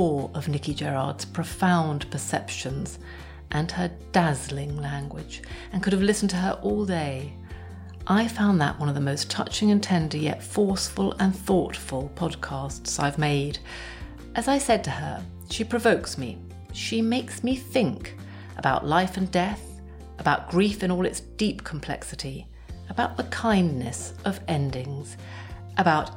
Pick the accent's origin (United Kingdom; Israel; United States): United Kingdom; England; I'm English